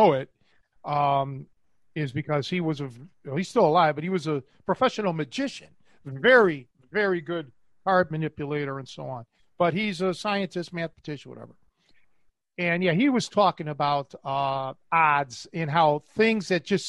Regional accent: Cleveland, Ohio, United States; moved away; I was from Cleveland

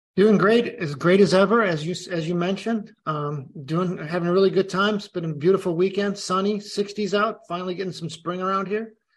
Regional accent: Chicago, Illinois, United States; I'm Chicagoan

